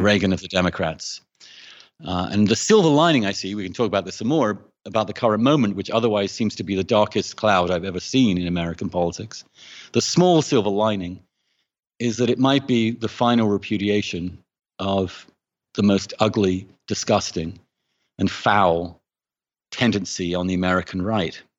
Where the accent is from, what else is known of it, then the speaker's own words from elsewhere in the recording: England, United Kingdom; moved away; I grew up in England um, in the 70s and 80s